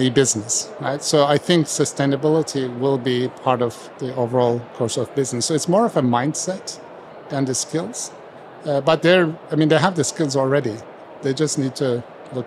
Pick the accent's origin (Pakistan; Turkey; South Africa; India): Turkey; moved away as an adult; also born or lived in United States; I grew up in Turkey